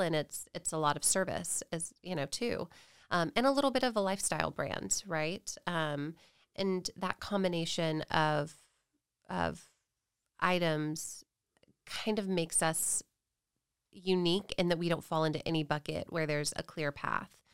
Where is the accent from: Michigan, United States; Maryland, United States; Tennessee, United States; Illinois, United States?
Tennessee, United States; Nashville; now in Texas, United States; I grew up in Tennessee. I'm from Nashville originally.